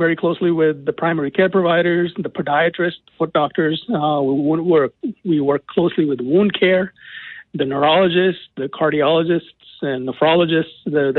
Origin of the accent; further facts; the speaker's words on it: Boston, Massachusetts, United States; also born or lived in Detroit, Michigan / North Carolina; now in Michigan, United States; I'm originally from Boston